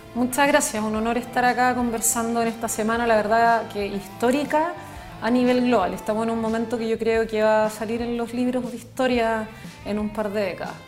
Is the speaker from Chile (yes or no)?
yes; Chile